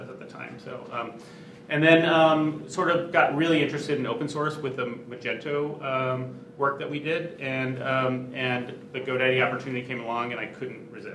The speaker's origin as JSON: {"language": "English", "area": "Silicon Valley", "region": "California", "country": "United States", "tie": "born or raised there", "said": "I grew up in Silicon Valley"}